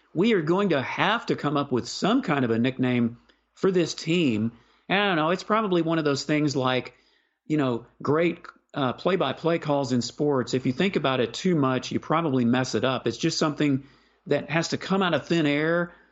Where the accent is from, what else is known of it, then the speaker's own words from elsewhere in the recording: Houston, Texas, United States; moved away; I, I grew up in Houston, I no longer live there